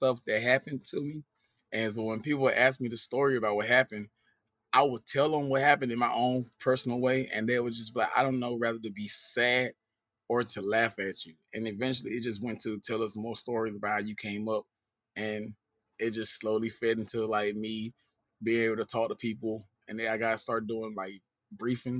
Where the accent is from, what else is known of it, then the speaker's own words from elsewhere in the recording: Danville, Georgia, United States; moved away as an adult; also born or lived in Dudley, Georgia / Fort Walton Beach, Florida; now in Tampa, Florida, United States; I'm originally from a small town called Danville, Georgia. But my mom finally made some money and we moved out. And since then, we've been living in this place called Dudley, Georgia